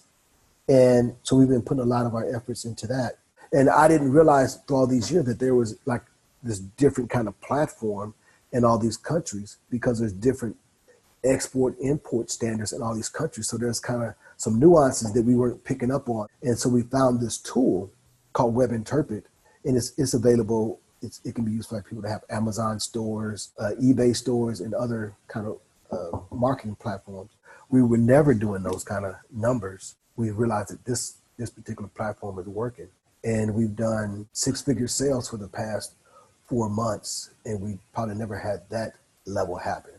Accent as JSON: {"language": "English", "town": "Cleveland", "region": "Ohio", "country": "United States", "tie": "born or raised there", "said": "Growing up in Cleveland"}